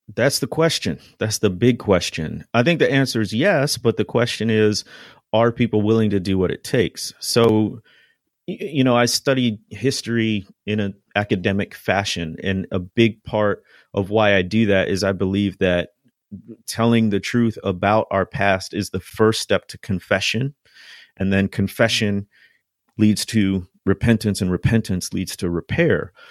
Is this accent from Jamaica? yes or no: no; Chicago, Illinois, United States; now in Mississippi, United States; I grew up in the Midwest, in the Chicagoland area